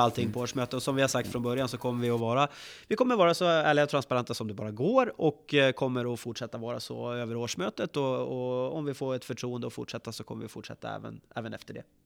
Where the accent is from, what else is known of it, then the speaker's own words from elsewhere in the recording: Västerås, Västmanland, Sweden; Jag är född uppvuxen i, i Västerås och är VSK sen födseln.